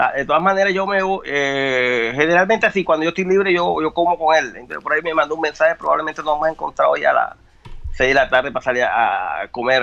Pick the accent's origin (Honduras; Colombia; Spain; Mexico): Colombia; Colombian Caribbean coast; now in Brazil; nosotros costeños